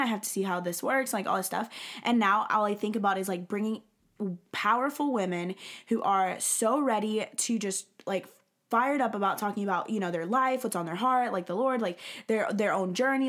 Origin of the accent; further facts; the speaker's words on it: Alabama, United States; now in Texas, United States; I'm from the South. so I, I, like, live in Texas, um, and I grew up in Alabama